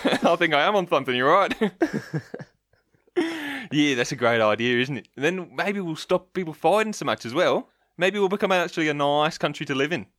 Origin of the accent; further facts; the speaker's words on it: Australia; I'm an Aussie still